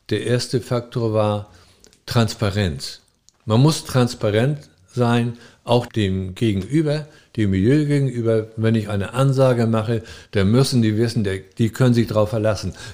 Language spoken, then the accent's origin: German; Frankfurt, Hesse, Germany; Ja, ich komme aus Frankfurt.